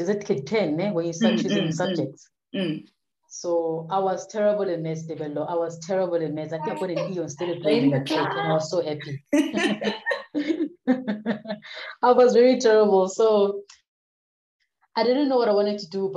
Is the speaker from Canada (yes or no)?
no; Vanderbijlpark, Gauteng, South Africa; I'm from the Vaal, south of Johannesburg. Grew up in Sebokeng, Vanderbijl Park